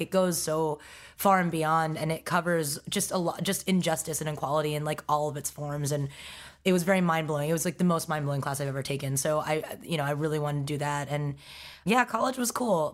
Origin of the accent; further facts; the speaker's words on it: New York City, New York, United States; also born or lived in Stony Brook, Long Island; I was raised in Forest Hills, Queens